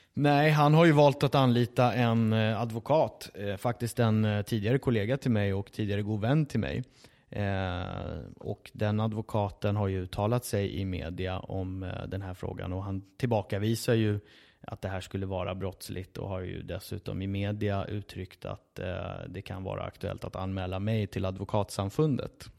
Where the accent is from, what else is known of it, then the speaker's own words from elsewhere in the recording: Sweden; min fru är ju, eh, född och uppvuxen i Sverige som jag